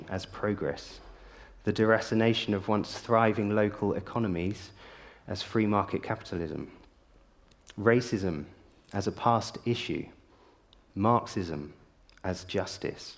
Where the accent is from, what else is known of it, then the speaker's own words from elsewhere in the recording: South of England, United Kingdom; moved away as an adult; now in Yorkshire, United Kingdom; now I grew up in the South.